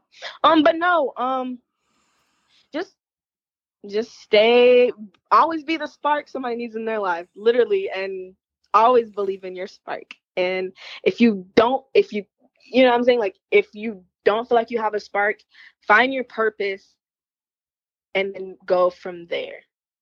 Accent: Columbia, South Carolina, United States; moved away as an adult; now in Georgia, United States; I'm actually from South Carolina, so I wrestle a lot in the Carolinas.

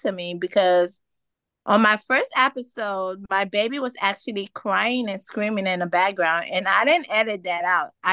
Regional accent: Miami, Florida, United States; also born or lived in Haiti / Orlando; now in Jacksonville, United States; originally I was born in Haiti, but I grew up in Miami and Orlando.

